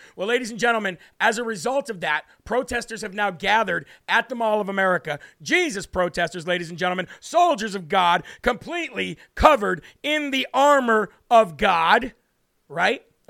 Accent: United States; I, as an American

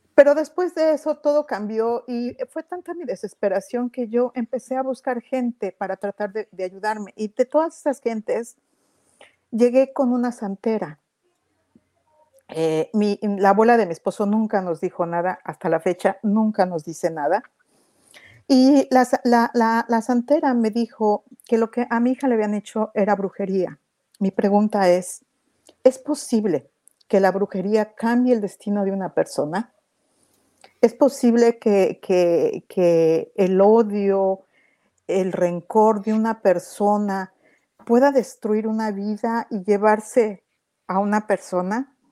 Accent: Mexico; moved away as an adult; now in Toronto, Canada; soy de México, pero vivo en Toronto. Hace algunos años nos mudamos para acá.

